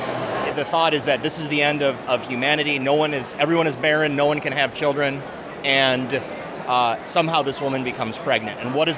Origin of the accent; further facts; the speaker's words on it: Ohio, United States; now in Seattle, United States; I'm from Ohio originally, right up I-75 there.